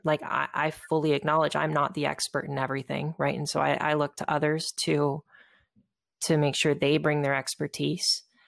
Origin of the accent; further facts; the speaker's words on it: Southern California, United States; I was moving back to nearby my hometown uh, in Southern California